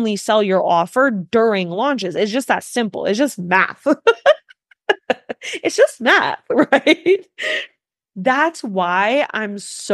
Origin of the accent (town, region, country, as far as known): New York, United States